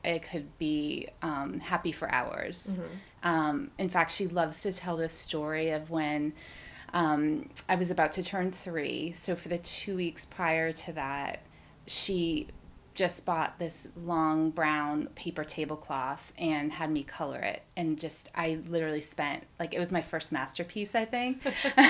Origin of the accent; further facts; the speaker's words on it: Massachusetts, United States; also born or lived in Waltham, Massachusetts / Shrewsbury, Massachusetts / Watertown, Massachusetts; I grew up here in Massachusetts. I was in Waltham when I was younger, and then my parents divorced, and my mom moved us out to the Shrewsbury area, and my dad was in Watertown